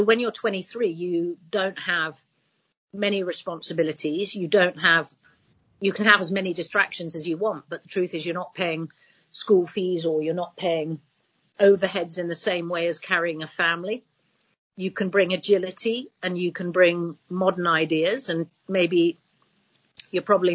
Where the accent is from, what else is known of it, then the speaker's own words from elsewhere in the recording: Hong Kong; now in United Kingdom; I grew up in Hong Kong